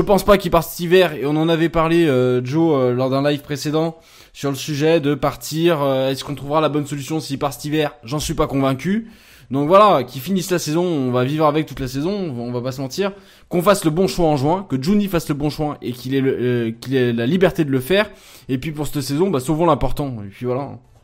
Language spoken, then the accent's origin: French; Lyon, Auvergne-Rhône-Alpes, France; en tant que lyonnais euh, né à Lyon et de fils de supporters lyonnais